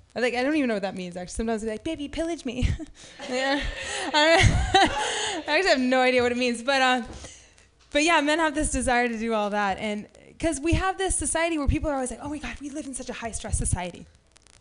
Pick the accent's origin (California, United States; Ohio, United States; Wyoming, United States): California, United States; Half Moon Bay; I grew up in Half Moon Bay